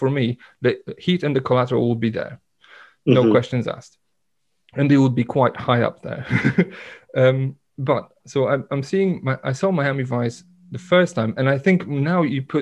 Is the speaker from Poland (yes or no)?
yes; Poland; moved away; in my hometown, where we didn't have a proper cinema